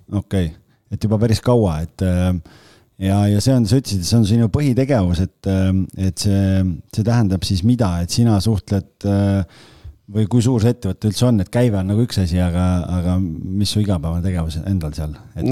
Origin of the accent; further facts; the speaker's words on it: Estonia; ma olen eestlane